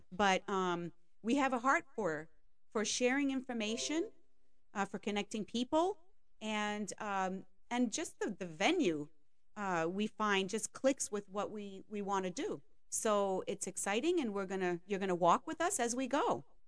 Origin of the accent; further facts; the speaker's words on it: Maine, United States; I grew up in Maine from in a French family